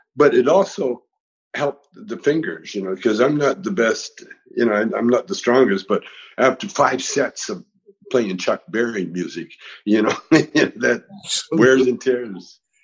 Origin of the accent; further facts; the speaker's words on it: Vancouver, British Columbia, Canada; moved away as an adult; now in United States; We, we, used to sneak down to America from uh, Vancouver